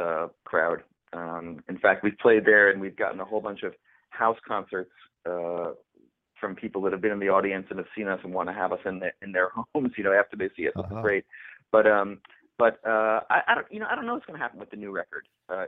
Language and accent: English; East Coast, United States; moved away; I grew up on the East Coast in a very restrictive kind of religious environment.